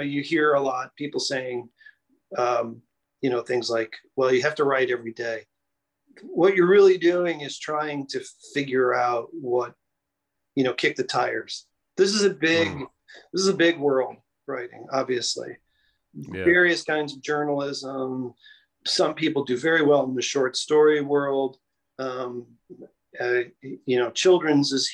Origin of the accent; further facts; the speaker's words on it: Chicago, Illinois, United States; also born or lived in Denver; now in New York City, United States; I was born and raised in Chicago, Illinois.